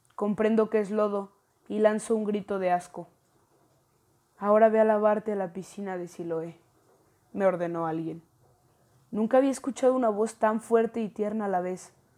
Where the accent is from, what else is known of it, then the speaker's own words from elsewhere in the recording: León, Guanajuato, Mexico; también soy de León, Guanajuato.